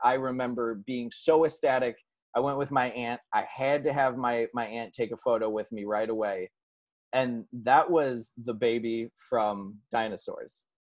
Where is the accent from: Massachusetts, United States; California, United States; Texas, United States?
California, United States; I'm from California, been California based my whole life